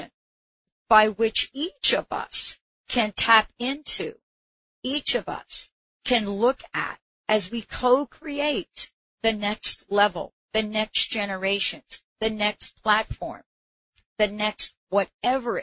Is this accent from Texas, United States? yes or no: no; New York, United States; I'm from New York